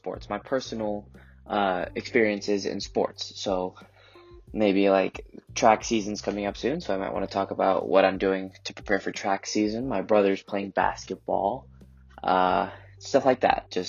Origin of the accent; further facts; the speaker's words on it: Colorado, United States; I was born and raised in Colorado